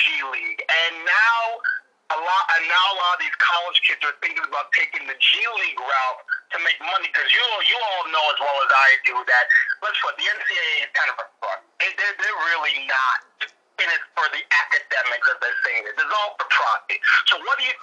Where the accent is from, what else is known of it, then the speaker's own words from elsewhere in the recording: New Jersey, United States; I'm from Jersey